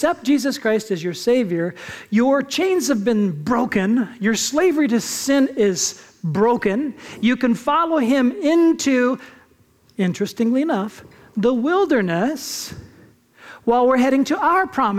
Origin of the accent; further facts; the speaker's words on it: California, United States; also born or lived in Japan; now in Arizona, United States; I grew up in California, at least many of the years